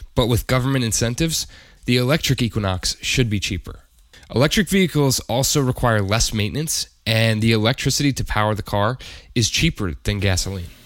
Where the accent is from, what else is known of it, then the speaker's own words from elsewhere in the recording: United States; as an American